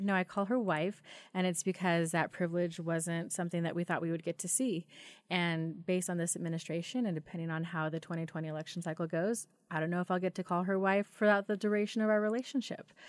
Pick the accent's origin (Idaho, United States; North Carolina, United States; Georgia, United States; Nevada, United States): Idaho, United States; Wilder; I am from Idaho, born and raised. Uh, I actually grew up in Wilder.